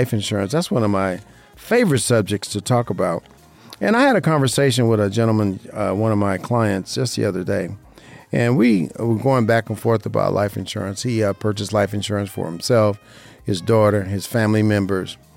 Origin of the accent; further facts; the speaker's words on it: Las Vegas, Nevada, United States; I love this weather in Las Vegas, Nevada, this time of year, my hometown, which I love being